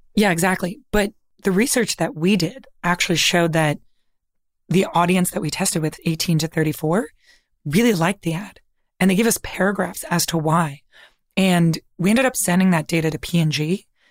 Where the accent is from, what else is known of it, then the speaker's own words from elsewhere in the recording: Toronto, Ontario, Canada; I'm from Toronto